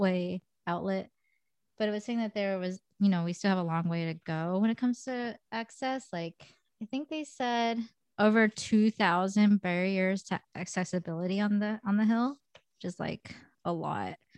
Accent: United States; I'm Korean American, and I am albino

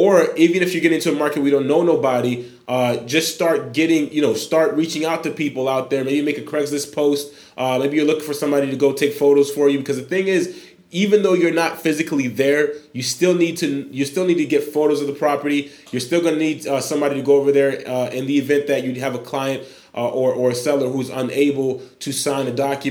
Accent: Haiti; moved away; born in Haiti, 27 years old as of December 1st

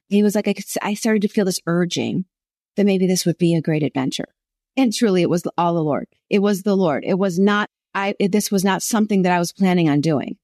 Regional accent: Buffalo, New York, United States; now in Southern California, United States; I'm from Buffalo, New York

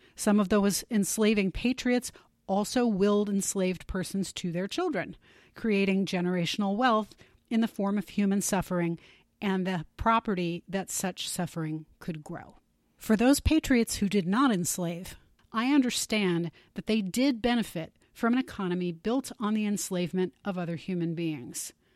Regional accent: United States; I definitely feel fortunate to be an American

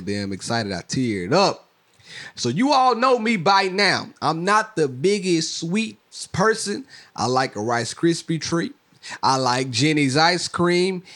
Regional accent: Mississippi, United States; I'm from Mississippi

